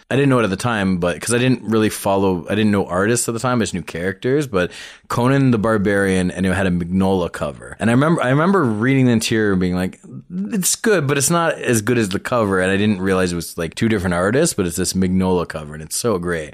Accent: Toronto, Ontario, Canada; I grew up in Scarborough, but I was born, like, t-, proper Toronto

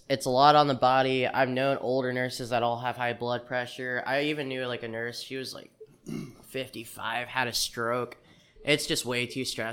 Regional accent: Terre Haute, Indiana, United States; I'm from Terre Haute. Terrible Haute, over by the prison

